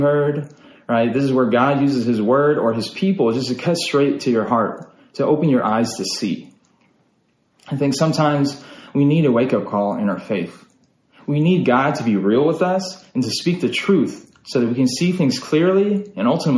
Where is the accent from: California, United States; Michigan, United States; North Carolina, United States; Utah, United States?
Utah, United States; now in Texas, United States; I'm actually originally from Utah. I was born and raised in a small town in Utah